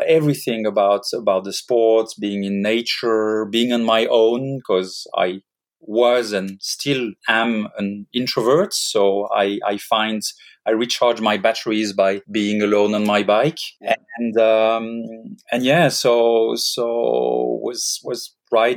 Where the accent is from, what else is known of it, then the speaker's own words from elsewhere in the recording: Geneva, Switzerland; I was born in Switzerland, in Geneva, grew up by the Lake of Geneva, very, you know, average life as a Swiss kid